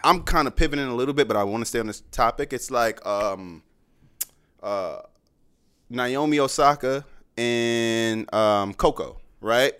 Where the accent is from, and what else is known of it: New York, United States